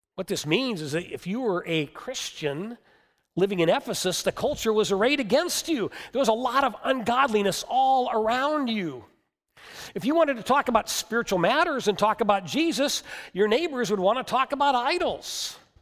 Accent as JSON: {"language": "English", "country": "United States", "said": "us as Americans"}